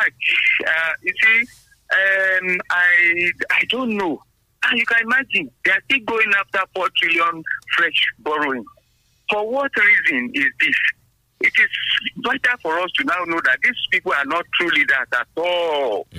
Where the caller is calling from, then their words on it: Abeokuta, Ogun State, Nigeria; from Abeokuta.